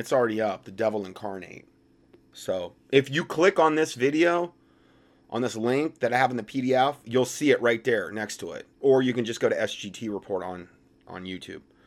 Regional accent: Hickory, North Carolina, United States; Which is basically my hometown

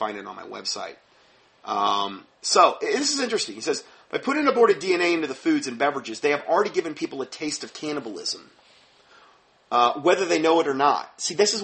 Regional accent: Fort Myers, Florida, United States; I'm from Fort Myers, Florida

